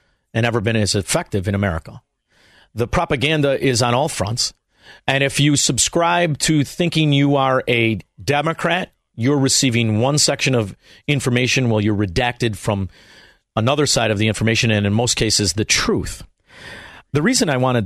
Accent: Chicago, Illinois, United States; I'm from Chicago, Illinois.

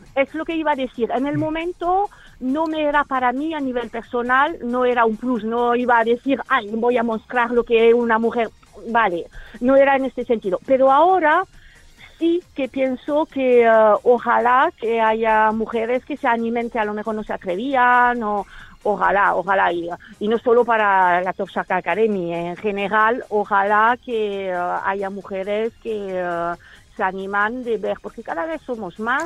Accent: France; soy francesa

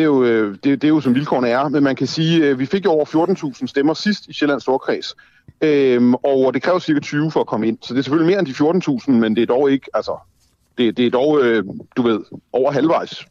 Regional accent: Denmark; also born or lived in Copenhagen; jeg jo er dansker og bor i Danmark og har boet i København i 20 år

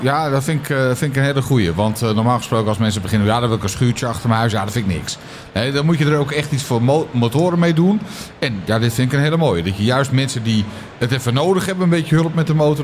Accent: Netherlands; Ik ben gewoon echt een Hollander

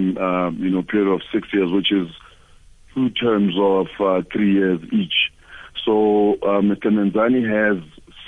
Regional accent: South Africa; we as South African men

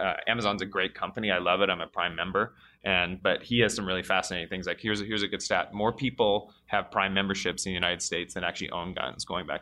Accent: Canada; I'm Canadian, so you know, I'm dual U.S. Canadian. I have a British passport too

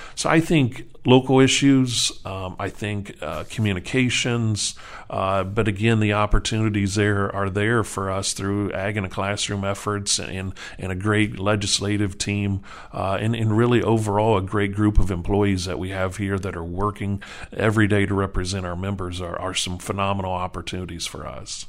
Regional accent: East Central Illinois, United States; moved away as an adult; now in Wisconsin, United States; growing up in East Central Illinois

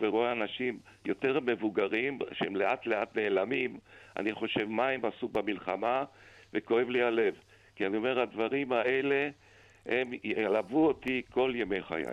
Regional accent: Vienna, Austria; now in Israel; אני נולדתי בווינה

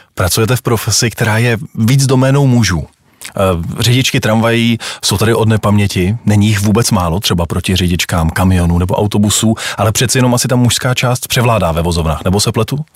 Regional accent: Prague, Czechia; vyrůstal jsem na Pražském Smíchově

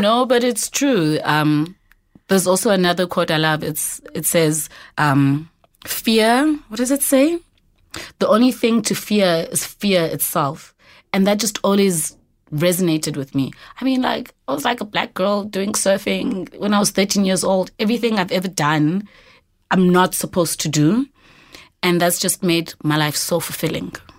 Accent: Eastern Cape, South Africa; moved away as an adult; now in Johannesburg, South Africa; I'm originally from the Eastern Cape.

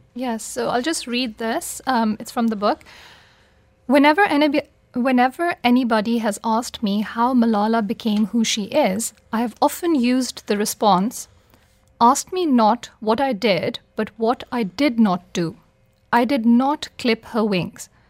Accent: Pakistan; I'm from Pakistan

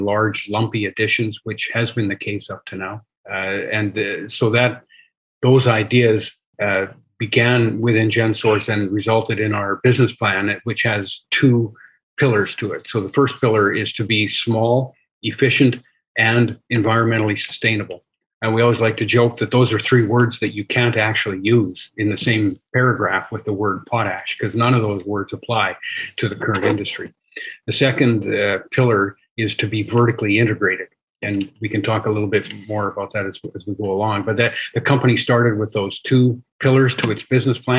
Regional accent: Saskatchewan, Canada; I'm an engineer, born and raised in Saskatchewan, spent essentially my entire career in Saskatchewan

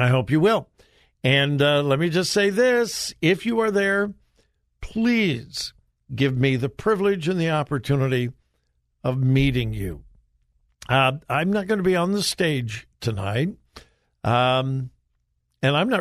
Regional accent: Southern California, United States; moved away; I'm originally from Southern California

